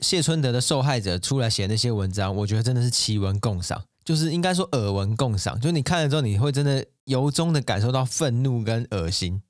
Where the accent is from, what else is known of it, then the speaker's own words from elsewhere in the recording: Taiwan; 我们是台湾人，我们不是好莱坞人嘛